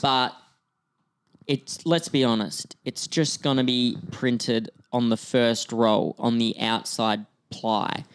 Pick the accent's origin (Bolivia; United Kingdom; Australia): Australia; moved away as an adult; now in Vancouver, Canada; my accent, 'cause I'm, I'm from Australia, but I've lived in Vancouver for six years